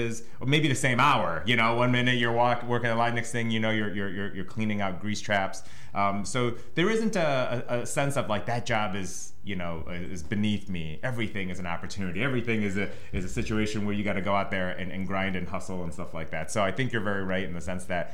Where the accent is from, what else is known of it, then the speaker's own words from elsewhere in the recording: Cleveland, Ohio, United States; also born or lived in Hong Kong; I'm a Cleveland native. We moved here from Hong Kong in 1985, and basically I've been a Clevelander ever since, just here on the east side of Cleveland